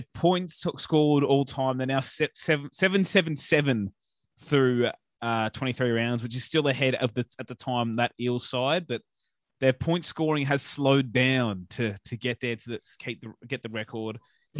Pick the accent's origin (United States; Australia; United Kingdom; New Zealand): Australia; Bega, New South Wales; now in Sydney, Australia; We grew up together on the far south coast. I'm from Bega and he's from Tathra. I probably said that wrong, but we went to the same high school before we moved up to Sydney.